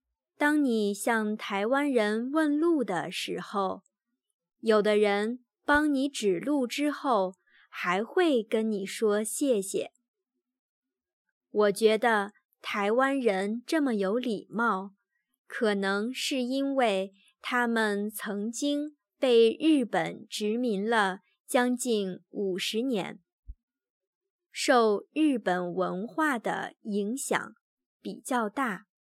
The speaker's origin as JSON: {"language": "Chinese", "country": "Germany", "second_language": "Chinese", "said": "虽然我们德国人喝的咖啡比台湾人大概多两倍，但是，一般德国咖啡厅的咖啡。太难喝了。"}